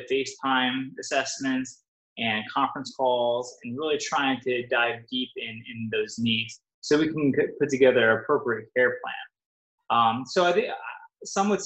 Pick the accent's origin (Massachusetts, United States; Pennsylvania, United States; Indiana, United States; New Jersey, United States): New Jersey, United States; Wayne; moved away as an adult; also born or lived in Toms River, New Jersey; now in Southwest Florida, United States; I grew up in Northern Jersey, Wayne, so about 45 minutes out of New York City